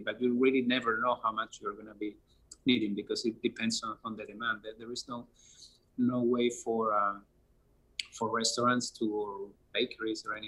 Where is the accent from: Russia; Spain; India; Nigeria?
Spain; English is a second language; moved away as an adult; now in United States; I'm original from Europe, from Spain, as you can probably see from my accent